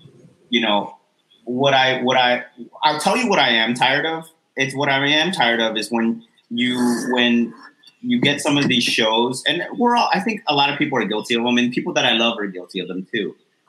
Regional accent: New York City, New York, United States; I grew up in New York City.

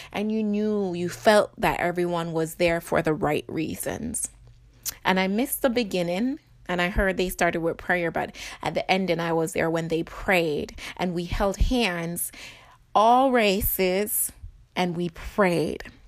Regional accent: Jamaica; now in United States; I live in America, but I was born in Jamaica

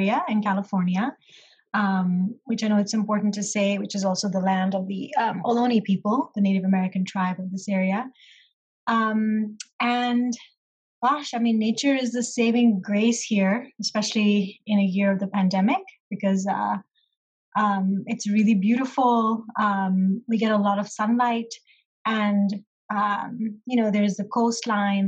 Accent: Pakistan; moved away; originally I am from Pakistan, and that is where my family lives

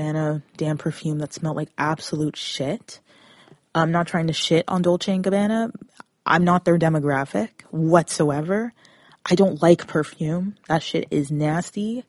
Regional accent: Brampton area, Peel region, Mississauga, Ontario, Canada; I come from Brampton area, Peel region, Mississauga

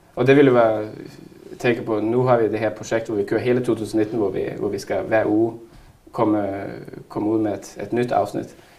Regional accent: Narvik, Nordland, Norway; now in Denmark

